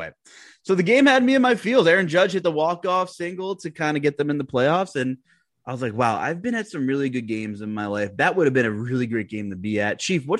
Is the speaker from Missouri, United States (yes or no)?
no; Pennsylvania, United States; also born or lived in Long Island, New York; I was born in Long Island, raised in Pennsylvania. And when I moved to Pennsylvania, they had the MSG Network for a while on my local cable provider, which the Knicks were on. And I was like 6 years old.